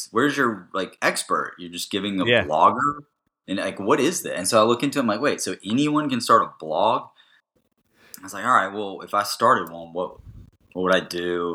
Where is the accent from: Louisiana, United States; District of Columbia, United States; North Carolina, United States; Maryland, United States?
North Carolina, United States; Raleigh; I was born in Raleigh, moved away when I was one until I came back when I was 10.